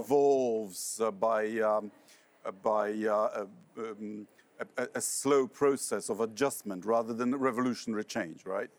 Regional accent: Poland; my home country, Poland

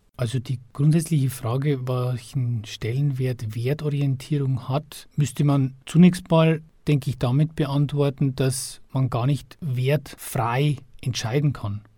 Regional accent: Upper Palatinate, Bavaria, Germany; moved away as an adult; also born or lived in Regensburg; now in Passau, Germany; ursprünglich aus der Oberpfalz

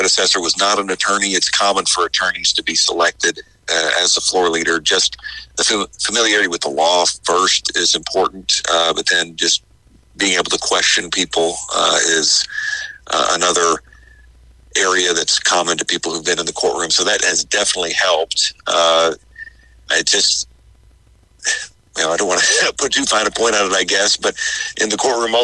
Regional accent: Metropolis, Illinois, United States; I'm in my hometown of Metropolis

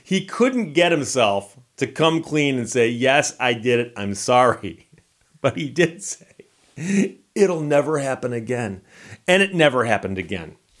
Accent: Birmingham, Michigan, United States; growing up in Birmingham, Michigan

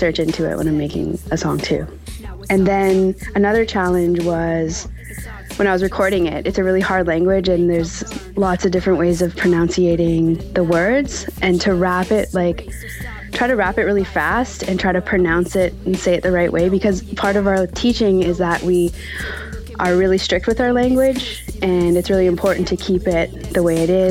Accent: Musqueam, British Columbia, Canada; I'm from Musqueam

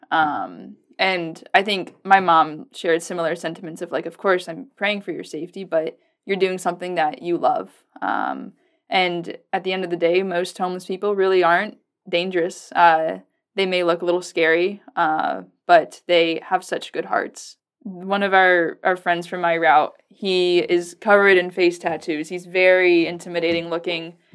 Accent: Virginia, United States; now in Lincoln, Nebraska, United States; I come from the East Coast. I'm from Virginia

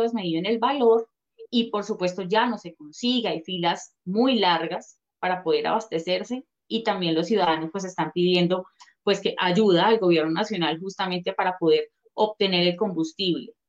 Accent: Colombia; nosotros como colombianos, ciudadanos

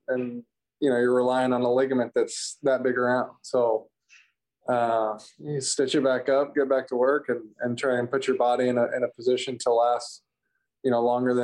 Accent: Kentucky, United States; growing up in Kentucky

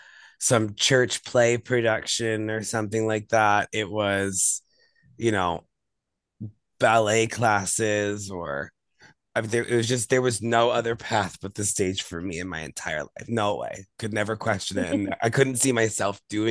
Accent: Deer Park, New York, United States; also born or lived in Brooklyn / Queens; I'm originally from Long Island, but my family kind of grew up in Brooklyn and Queens. And so like, I've been like back and forth since I was a little kid, but mainly on Long Island

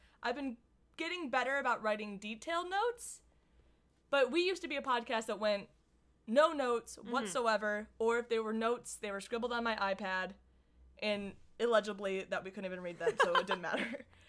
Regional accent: Michigan, United States; now in Southern California, United States; But we're from Michigan, and we acclimated.

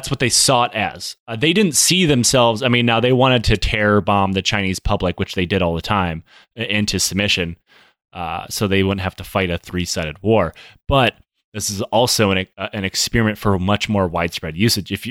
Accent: Michigan, United States; accent: Michigan

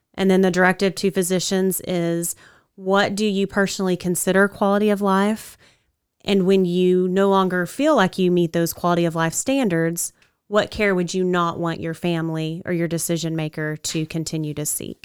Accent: Wichita Falls, Texas, United States; I grew up here in Wichita Falls.

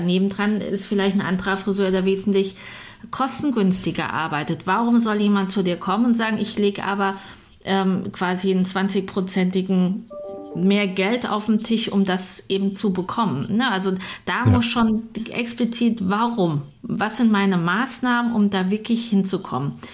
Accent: Münster, North Rhine-Westphalia, Germany; ich komme aus Münster

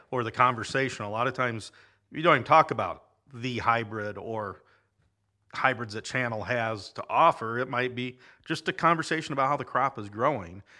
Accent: Lake City, Iowa, United States; moved away as an adult; also born or lived in central Nebraska; I grew up in Lake City and then, uh, moved away.

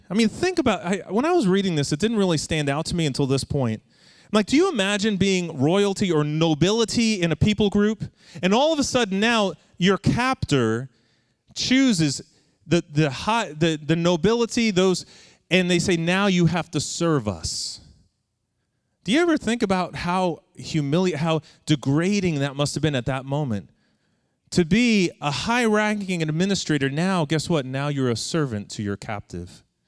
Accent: Long Island, New York, United States; growing up on Long Island

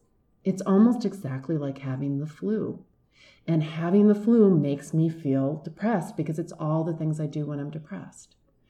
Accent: Michigan, United States; Well, it's funny. I grew up in Michigan, and I'm not a big fan of cold weather.

